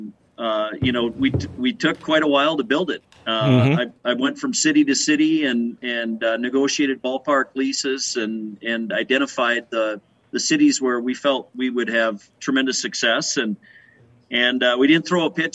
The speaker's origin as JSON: {"language": "English", "region": "West Central Minnesota", "country": "United States", "tie": "born or raised there", "said": "I grew up in West Central Minnesota"}